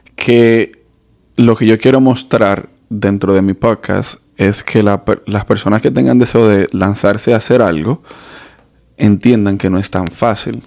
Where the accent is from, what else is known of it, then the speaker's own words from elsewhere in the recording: Dominican Republic; yo soy dominicano